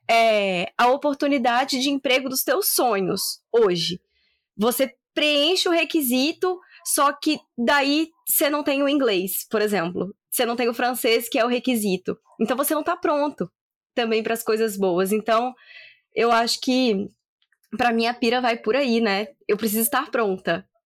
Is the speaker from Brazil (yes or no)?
yes; Espírito Santo, Brazil; now in Campinas, Brazil; eu sou capixaba